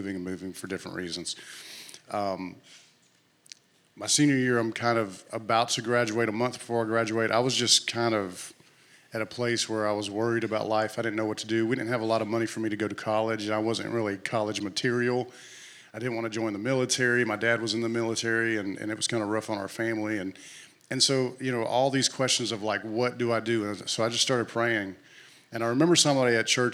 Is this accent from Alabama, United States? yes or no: yes; Clanton, Alabama, United States; I grew up in a little town in Alabama right in the middle of the state called Clanton.